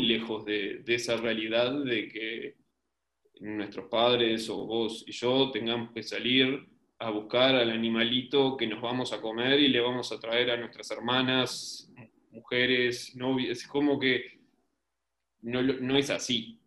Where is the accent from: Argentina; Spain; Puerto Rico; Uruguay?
Uruguay; tengo un acento raro porque soy uruguayo